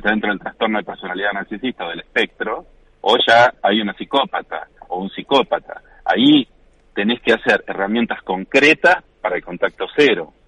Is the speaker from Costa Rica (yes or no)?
no; Coronel Dorrego, Buenos Aires Province, Argentina; moved away; also born or lived in La Plata; yo vivía en La Plata hasta los 36, 37 años y después me volví a Coronel Dorrego, que es mi pueblo, donde, me, donde nací